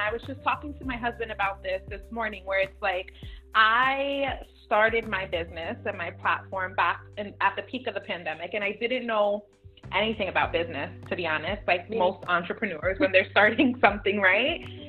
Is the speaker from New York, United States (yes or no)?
yes; New York City, New York, United States; I grew up in Midtown Manhattan, and everybody's like, oh my gosh, that's like the mecca of it all.